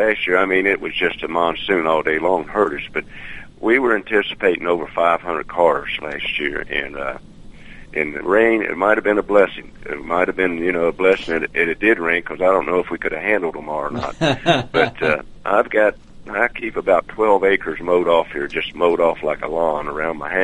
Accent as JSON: {"language": "English", "town": "Cincinnati", "region": "Ohio", "country": "United States", "tie": "born or raised there", "moved": "as an adult", "lives_now": "Kentucky, United States", "said": "I was born and raised up in the Cincinnati area"}